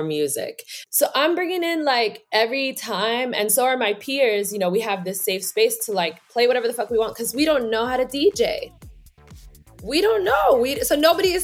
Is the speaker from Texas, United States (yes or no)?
no; New York City, New York, United States; I am from New York City. Born in Harlem